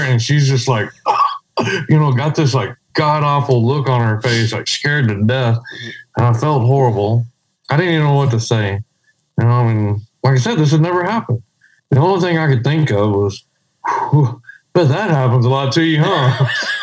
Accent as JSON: {"language": "English", "area": "around Odessa, Midland", "region": "West Texas", "country": "United States", "tie": "born or raised there", "said": "I grew up out in West Texas around Odessa, Midland"}